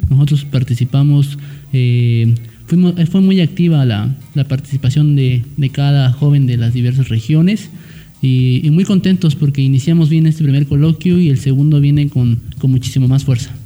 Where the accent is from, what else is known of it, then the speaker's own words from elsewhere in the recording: Valles Centrales, Oaxaca, Mexico; soy originario de Valles Centrales